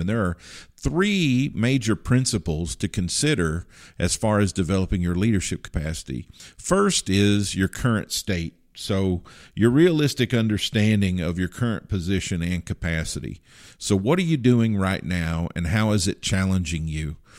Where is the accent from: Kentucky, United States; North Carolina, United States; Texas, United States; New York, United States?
Kentucky, United States; growing up in Kentucky